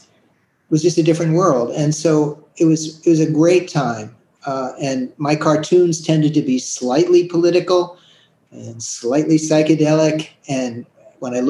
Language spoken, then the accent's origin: English; New York City, New York, United States; I grew up in the Upper West Side of Manhattan